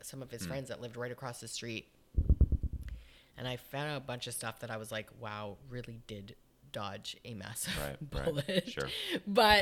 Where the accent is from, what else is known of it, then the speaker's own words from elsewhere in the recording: Canada; we're both from Canada.